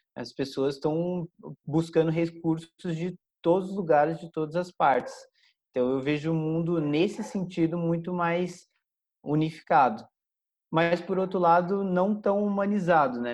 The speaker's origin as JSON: {"language": "Portuguese", "town": "Caçapava", "region": "São Paulo", "country": "Brazil", "tie": "born or raised there", "also_born_or_lived": "Canada", "said": "é uma pessoa de Caçapava, é, foi uma, uma, cidade do interior de São Paulo, onde eu nasci, fui criado toda a minha vida lá"}